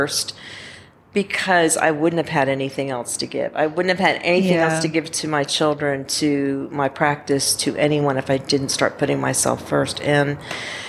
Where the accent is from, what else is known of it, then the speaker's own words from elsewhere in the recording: Georgia, United States; I'm from Georgia.